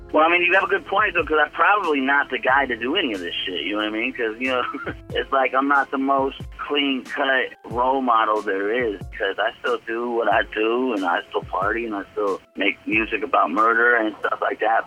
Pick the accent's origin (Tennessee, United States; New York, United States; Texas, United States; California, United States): California, United States; Bay Area; It's in the Bay Area, close to home it's Concord, California